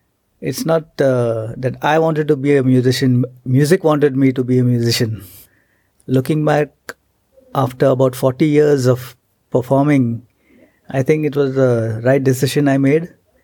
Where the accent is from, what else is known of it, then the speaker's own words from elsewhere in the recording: Mumbai, Maharashtra, India; I was in Mumbai.